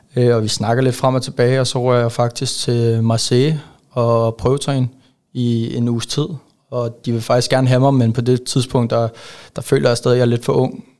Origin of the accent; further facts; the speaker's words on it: Ejby, Zealand, Denmark; moved away as an adult; also born or lived in Karlslund; now in Silkeborg, Denmark; jeg er jo faktisk vokset op i en øh, meget lille by, øh, som hedder Ejby. Ligger lidt ude for Køge. Øh, og der har jeg haft de første 13, 14, 14 år af mit liv